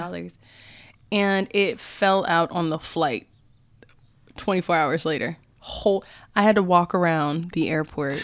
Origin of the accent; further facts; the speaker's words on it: United States; as an American